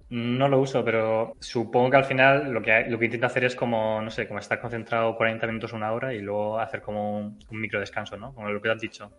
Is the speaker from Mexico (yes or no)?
no; Region of Murcia, Spain; yo soy murciano y hablo inglés